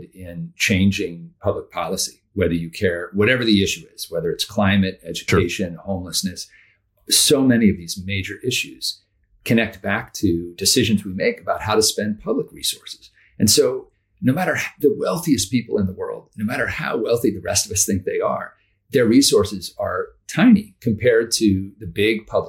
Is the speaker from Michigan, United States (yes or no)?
no; Amherst, Massachusetts, United States; I grew up in Western Massachusetts in a town called Amherst